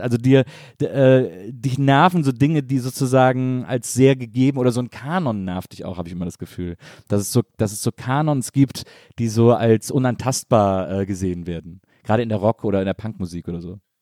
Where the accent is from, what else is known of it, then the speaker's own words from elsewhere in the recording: Wesseling, North Rhine-Westphalia, Germany; in Wesseling, wo ich herkomme